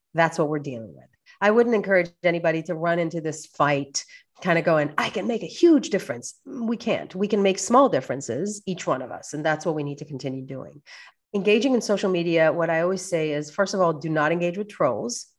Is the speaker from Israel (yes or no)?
yes; Israel; moved away; growing up in Israel